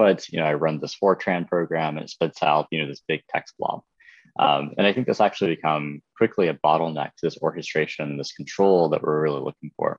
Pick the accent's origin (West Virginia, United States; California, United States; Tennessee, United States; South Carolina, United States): South Carolina, United States; Lexington; I grew up in Lexington, South Carolina